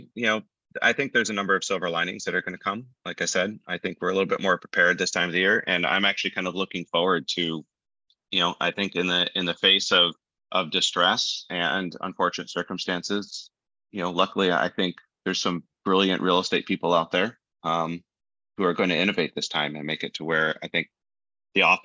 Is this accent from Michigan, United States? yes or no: yes; Detroit, Michigan, United States; I grew up in Detroit